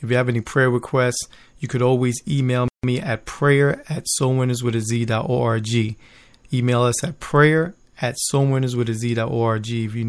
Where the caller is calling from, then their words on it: Bethlehem, Pennsylvania, United States; But over here in the East Coast, where I'm broadcasting live from Bethlehem, Pennsylvania, it's a beautiful night out.